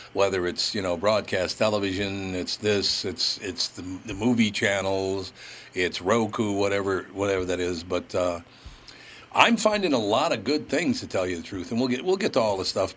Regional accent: Minnesota, United States; I was born and raised in Minnesota

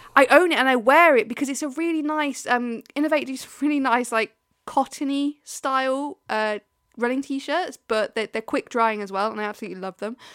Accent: Leicester, East Midlands, United Kingdom; I'm from the Midlands, I'm from Leicester

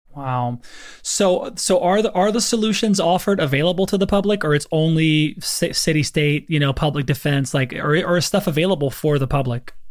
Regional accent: Lafayette, Louisiana, United States; I'm from Louisiana

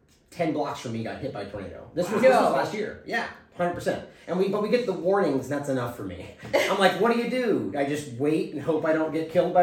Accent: Sacramento, California, United States; I grew up in California, in Sacramento

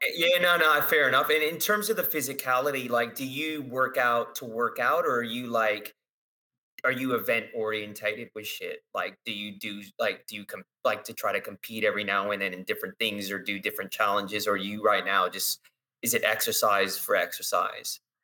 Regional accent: West Coast, United States; I grew up on the West Coast

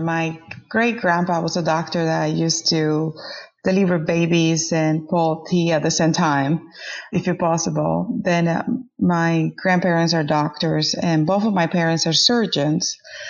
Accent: Venezuela; moved away as an adult; also born or lived in Dominican Republic; now in United States; my father is from the Dominican Republic, and my mom is Colombian. But I grew up in Venezuela, and then I moved to the United States to do my clinical rotations.

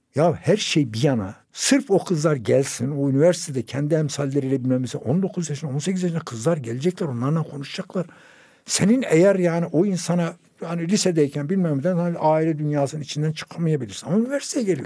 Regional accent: Turkey; benim bir Türk olarak İspanya'da da oturabilmem

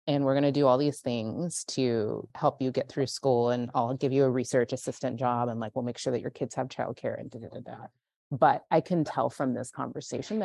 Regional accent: Central Valley, California, United States; I grew up in California in the Central Valley, in like kind of farmland, corporate farmland, and oil country

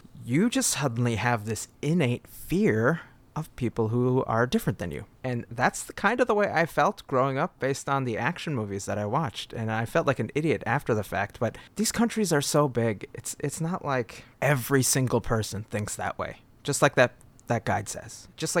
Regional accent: United States; I think as an American

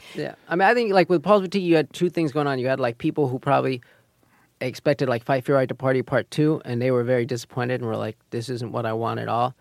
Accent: New York, United States; we grew up here in Manhattan

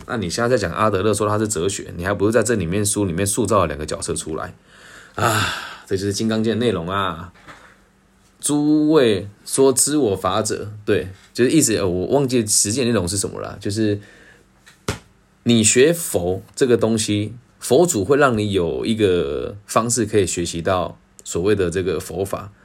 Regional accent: Taiwan; 毕竟我的坐标在台湾

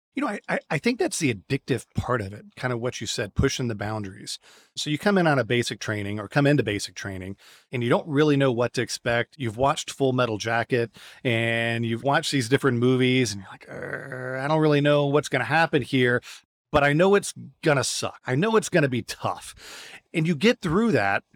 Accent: United States; moved away as an adult; also born or lived in Russia / California / Houston; now in Santiago, Chile; being an American

